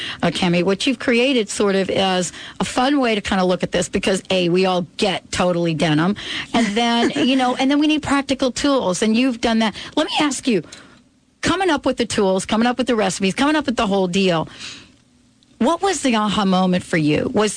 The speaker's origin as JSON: {"language": "English", "region": "New York", "country": "United States", "moved": "yes", "said": "I'm from New York, so sometimes I make some phone calls back home"}